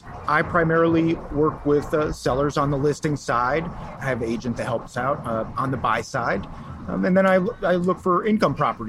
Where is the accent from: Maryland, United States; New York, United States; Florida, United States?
Florida, United States; Sarasota; also born or lived in Wisconsin; I was born in Wisconsin, moved here to Sarasota, Florida when I was young.